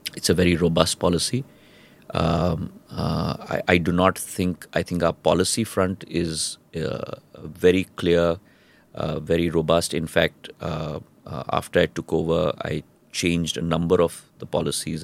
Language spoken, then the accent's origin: English; Mumbai, Maharashtra, India; moved away; also born or lived in Madhya Pradesh; I was a, uh, a schoolboy in Bombay